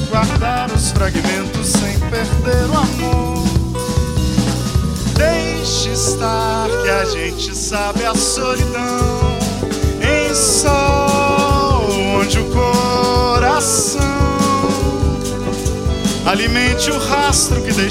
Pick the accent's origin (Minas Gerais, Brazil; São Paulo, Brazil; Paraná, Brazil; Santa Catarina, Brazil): Minas Gerais, Brazil; Belo Horizonte; A gente veio lá de Minas Gerais, lá dos Belo Horizonte, direto para cá.